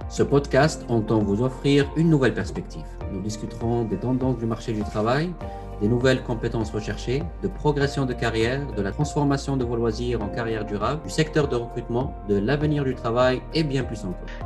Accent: Tunisia; Notre nom nous renvoie à nos origines. Nous avons grandi en Tunisie, en Afrique du Nord. Zid, dans notre dialecte, signifie ajouter

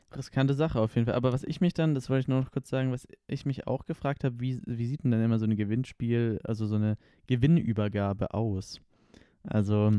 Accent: Konstanz, Baden-Württemberg, Germany; now in Stuttgart, Germany; Wir kommen ja beide aus Konstanz

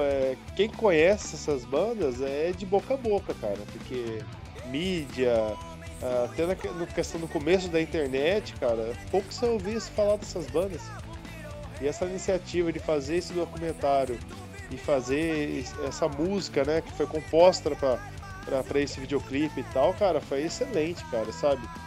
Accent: Hortolândia, São Paulo, Brazil; eu sou de Hortolândia, tinha que ir pra Campinas

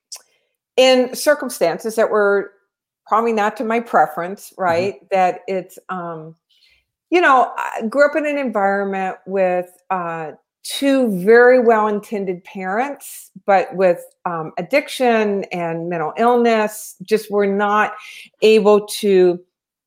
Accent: Louisiana, United States; also born or lived in Tennessee; now in California, United States; I'm from Louisiana and I lived in Tennessee for 18 years

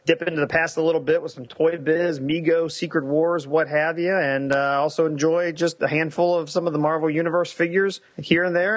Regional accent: United States; I'm an American foreigner in a different country

